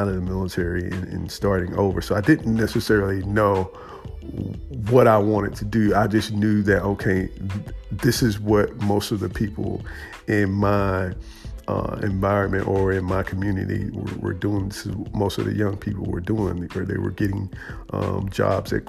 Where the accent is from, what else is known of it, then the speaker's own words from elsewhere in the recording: United States; as an African American barber, as a American barber, a Black American barber